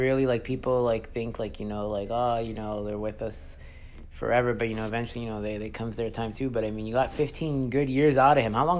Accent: Beaconsfield, Quebec, Canada; also born or lived in Montreal; I used to live in the West Island, actually. I grew up in Beaconsfield.

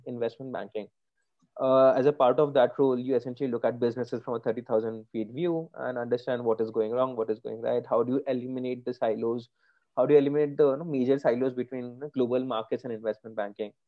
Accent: Kolkata, West Bengal, India; moved away as an adult; So I grew up in Calcutta. Uh, that's where I stayed for the first 18, 19 years of my life

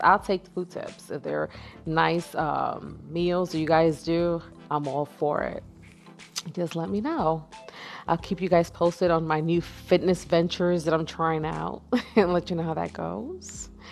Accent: New York, United States; moved away; I had went back home in December to visit New York. I'm from New York.

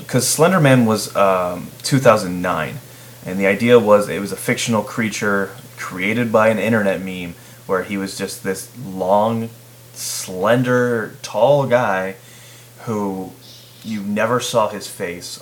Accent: Chicago region, Illinois, United States; I'm from the Chicago region.

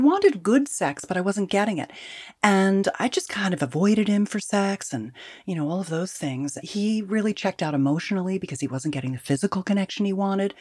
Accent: California, United States; I'm a Californian

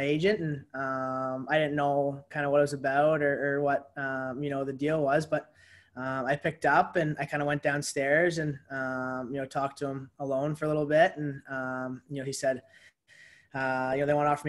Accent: St. Catharines, Ontario, Canada; my hometown, St. Catharines, Ontario

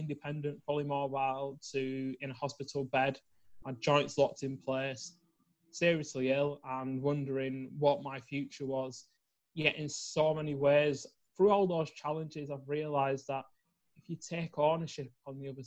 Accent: Preston, North West England, United Kingdom; I'm from Preston in the United Kingdom, which is not far from Manchester. So up in the north

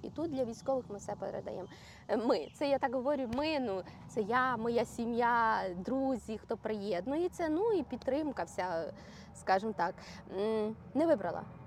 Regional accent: Ukraine; now in Orlando, United States; коли я приїжджаю до батьків своїх в Україну

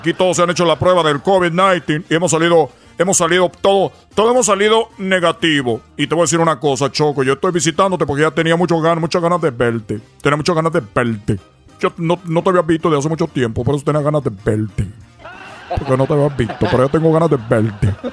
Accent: Cuba; accent: Cuban; nosotros tenemos nuestro acento. Eh, cubano y de repente también hablamos de los dominicanos, chicos. Oye, los dominicanos, los, los, puertorriqueños, los cubanos somos muy diferentes.

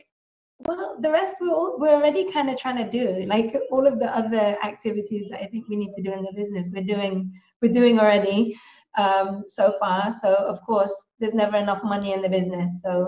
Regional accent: Philippines; also born or lived in United Kingdom; So I am from the Philippines. I was born in the Philippines. My parents are Filipino and British.

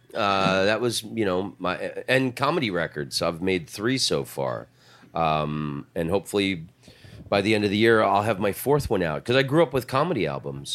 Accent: Orlando, Florida, United States; I'm from Orlando

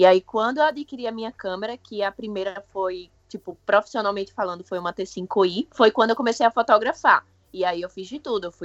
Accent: Osasco, São Paulo, Brazil; bem que eu sou de {S1} Osasco, {S0} velho.

